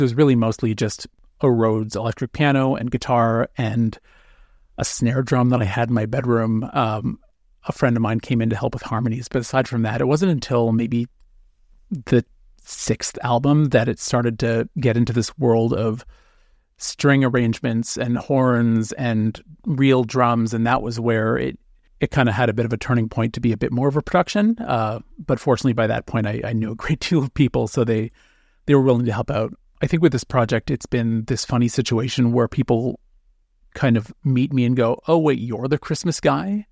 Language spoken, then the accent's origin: English; North Bay, Ontario, Canada; now in Toronto, Canada; I was born in North Bay, Ontario